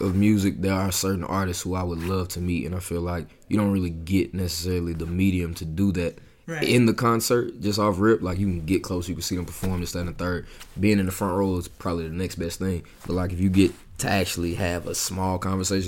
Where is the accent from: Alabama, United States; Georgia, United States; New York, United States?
Georgia, United States; Atlanta; I grew up in Atlanta